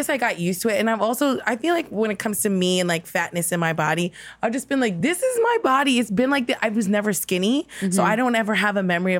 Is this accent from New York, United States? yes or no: yes; New York City, New York, United States; also born or lived in Brooklyn, New York; I grew up in Queens.